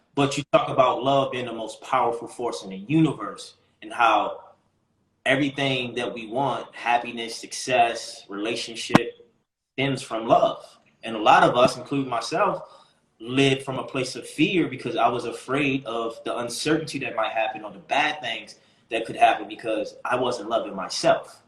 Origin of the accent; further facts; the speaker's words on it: Baltimore, Maryland, United States; I grew up in Baltimore, so the men in my family was kingpins.